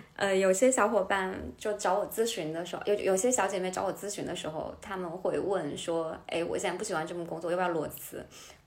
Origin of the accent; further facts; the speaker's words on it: Hubei, China; now in Hangzhou, China; 我来自湖北的一嗯个十八线城市，然后我爸爸是律师，我妈妈是老师